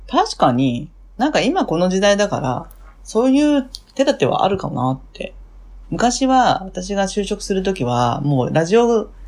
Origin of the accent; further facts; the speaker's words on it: Fukuoka, Japan; now in Tokyo, Japan; 福岡の博多です。はい。はい。で、今は東京ですね。